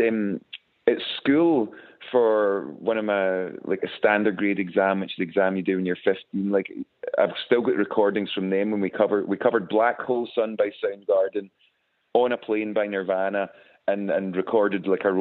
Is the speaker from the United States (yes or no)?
no; West Coast of Scotland, United Kingdom; we're from the West Coast of Scotland.